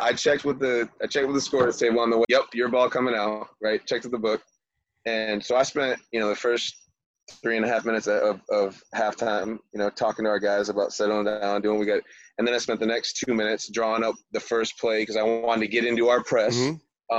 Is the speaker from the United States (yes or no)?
yes; Michigan, United States; also born or lived in Florida; I'm from Michigan originally, had a rough life, got to live in Michigan all summer, and got to live in Florida all winter.